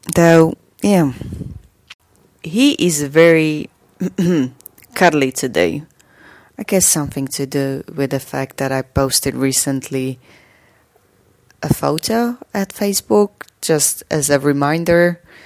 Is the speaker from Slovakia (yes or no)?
yes; Slovakia; from Slovakia